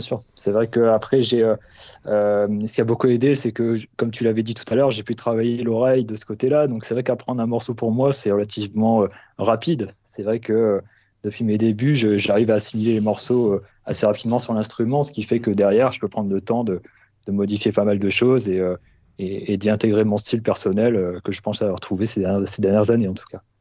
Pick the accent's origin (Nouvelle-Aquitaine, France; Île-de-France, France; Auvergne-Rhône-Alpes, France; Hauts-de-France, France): Hauts-de-France, France; Nord-Pas-de-Calais; moved away; je suis issu de, du Nord-Pas-de-Calais de base